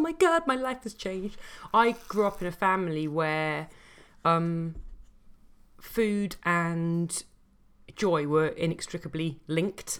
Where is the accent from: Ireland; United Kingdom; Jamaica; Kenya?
United Kingdom; London; I grew up in Southeast London